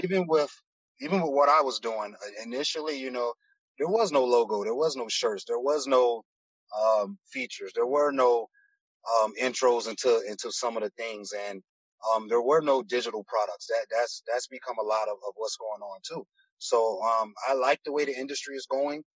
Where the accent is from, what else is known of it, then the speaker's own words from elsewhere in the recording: Miami, Florida, United States; also born or lived in Broward County; I'm from Miami originally, born and raised in Miami. Um, I moved up into Broward County around like elementary, middle school, but I'm back and forth from between Broward and Miami